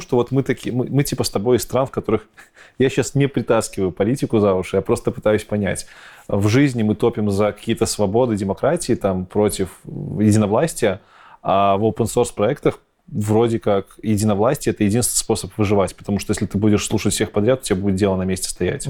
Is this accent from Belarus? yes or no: yes; Belarus; Я, как истинный белорус